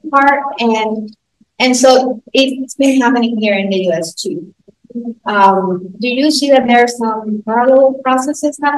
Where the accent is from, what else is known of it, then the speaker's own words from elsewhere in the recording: Puerto Rico; first language Spanish; English is a second language; moved away; "I'm from Puerto Rico."